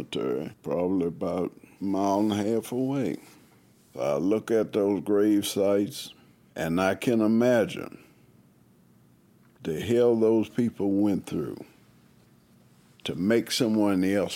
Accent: Buckingham, Virginia, United States; I'm originally from here, Laurie Lane, less than 1,000 yards from here. That's where I grew up

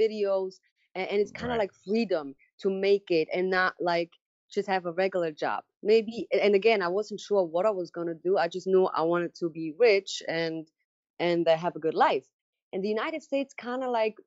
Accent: Switzerland; English is a second language; moved away as an adult; also born or lived in New York; I grew up in Switzerland

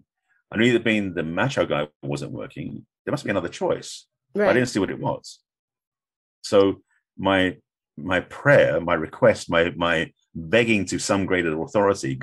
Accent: England, United Kingdom; moved away as an adult; now in United States; being English, I'd only been in America at this point, like maybe 5 years, 6 years. So my accent was even thicker

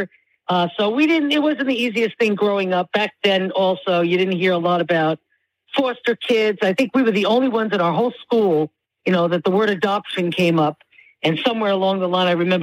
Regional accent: Long Island, New York, United States; I was raised on Long Island in New York

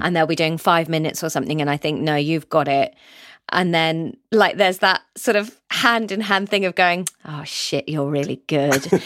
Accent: Somerset, South West England, United Kingdom; moved away as an adult; also born or lived in Canterbury, Kent / London; I grew up in Somerset with all my family

